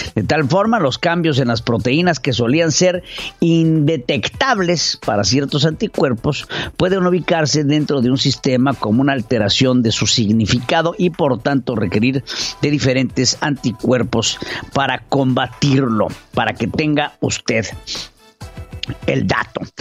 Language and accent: Spanish; Mexico; como mexicano